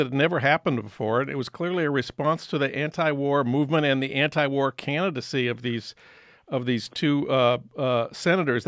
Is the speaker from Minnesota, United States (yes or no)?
yes; Minnesota, United States; from my home state of Minnesota